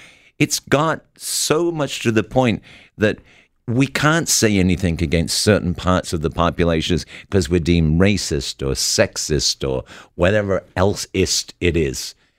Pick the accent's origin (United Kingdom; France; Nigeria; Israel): United Kingdom; England; moved away; I think if you want to come to our country, because I came from England to what is now my country, and I stood there in the citizenship court